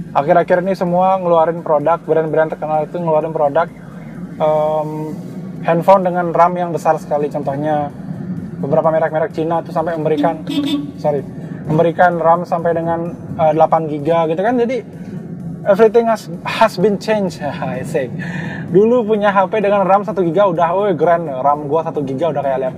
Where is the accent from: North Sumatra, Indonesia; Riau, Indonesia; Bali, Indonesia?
Bali, Indonesia; Karangasem; yang kita emban di Bali khususnya ya karena gue orang Bali asli dan gue orang Karangasem.